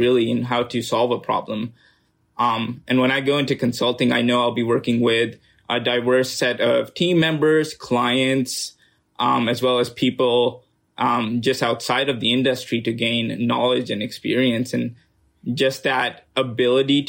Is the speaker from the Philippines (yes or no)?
no; Pakistan; moved away as an adult; also born or lived in United States; I was born and raised in Pakistan, spent 18 years of my life there